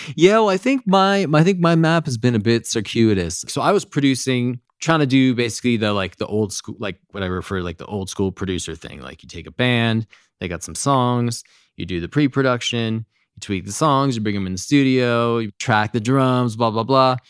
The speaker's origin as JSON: {"language": "English", "area": "Fairfield County", "region": "Connecticut", "country": "United States", "tie": "born or raised there", "also_born_or_lived": "New York City", "moved": "as an adult", "said": "I grew up in Connecticut, uh, like, Fairfield County."}